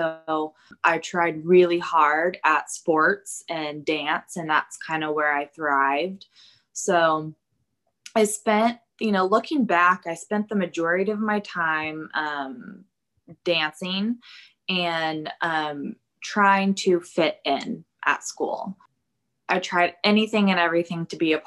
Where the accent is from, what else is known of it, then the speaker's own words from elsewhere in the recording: Plano, Texas, United States; I grew up in Plano, which is a suburb of Dallas